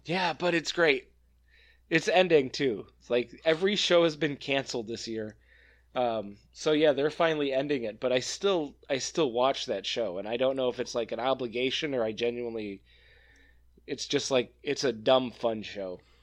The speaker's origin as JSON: {"language": "English", "region": "Northern Illinois", "country": "United States", "tie": "born or raised there", "moved": "yes", "lives_now": "Wisconsin, United States", "said": "I grew up in Northern Illinois, live in Wisconsin"}